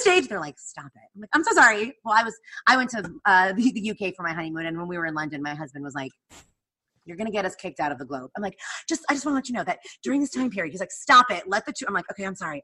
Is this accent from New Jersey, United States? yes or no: yes; New Jersey, United States; moved away; I grew up in New Jersey. I grew up an hour outside of New York.